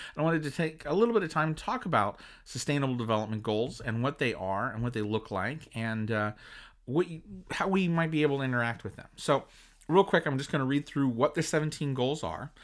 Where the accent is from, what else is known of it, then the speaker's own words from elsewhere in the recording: United States; as an American